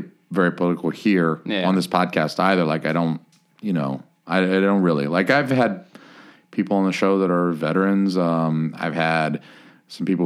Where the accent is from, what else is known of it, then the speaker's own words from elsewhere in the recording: the South, United States; I'm from the South